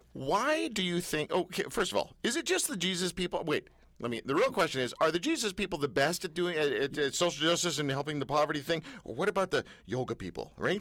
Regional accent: Canada; We're Canadian

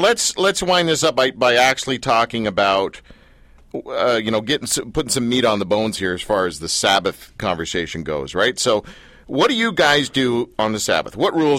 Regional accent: Canada; Yes, I'm Canadian.

